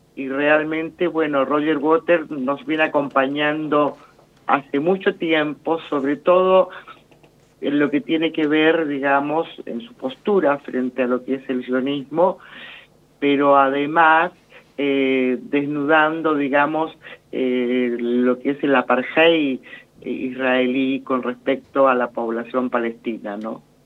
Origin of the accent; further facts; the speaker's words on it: Argentina; como argentinos